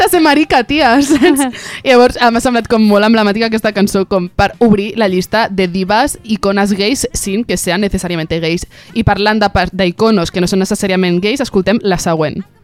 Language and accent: Catalan; Sant Celoni, Catalonia, Spain; és del meu poble, és de Sant Celoni